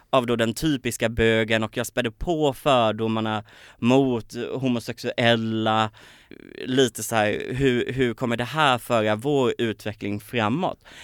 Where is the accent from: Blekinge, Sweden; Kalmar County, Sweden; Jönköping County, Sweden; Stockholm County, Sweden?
Kalmar County, Sweden; Kalmar; Så var det dels Kalmar, jag kommer från Kalmar, det är ingen kalmarit som har blivit uppmärksammad i Melodifestivalen